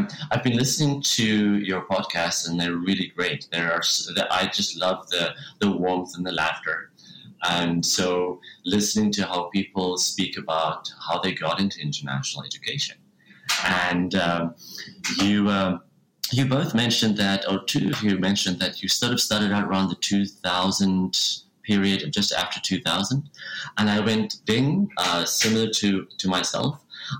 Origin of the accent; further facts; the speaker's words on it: Cape Town, Western Cape, South Africa; ooh, I love my hometown. I'm a big proponent for Cape Town.